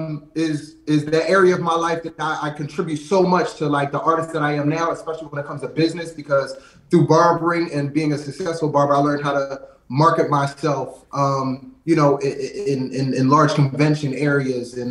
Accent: Lansdowne, Pennsylvania, United States; grew up in a small suburb, like right outside of West Philly, in Lansdowne

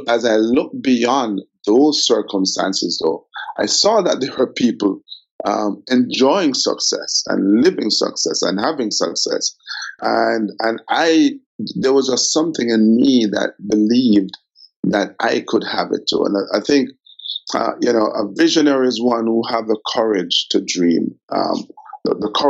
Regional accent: Kingston, Jamaica; I grew up in Olympic Gardens

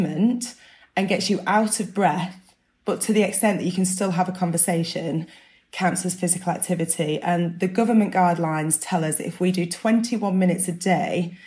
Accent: Burnley, North West England, United Kingdom; I'm from Burnley, where people have about 40 cups of tea a day

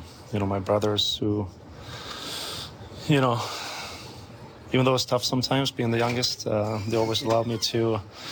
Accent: Sweden; moved away as an adult; a guy from a small town in Sweden

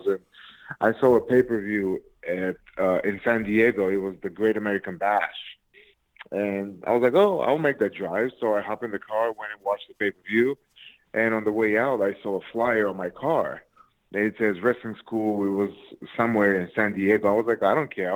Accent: Plovdiv, Plovdiv Province, Bulgaria; now in United States; Born and raised in Plovdiv, Bulgaria

